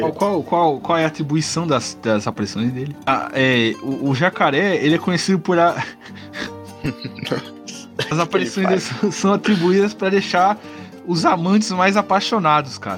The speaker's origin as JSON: {"language": "Portuguese", "town": "Santo André", "region": "São Paulo", "country": "Brazil", "said": "sou de Santo André, né, ABC Paulista"}